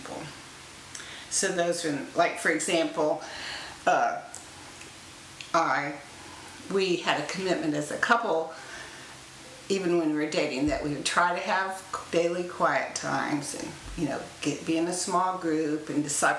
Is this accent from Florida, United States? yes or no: yes; Florida, United States; I grew up in Florida, and my dad was an engineer for NASA at the Space Center